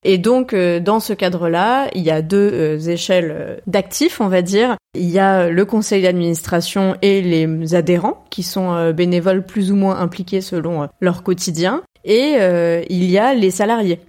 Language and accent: French; Lyon and the Centre-East, Centre-Est, France; moved away; Lyon et du Centre-Est, euh, du coup, c'est la première fois qu'on en parle sur le podcast, alors que c'est quand même ma région d'origine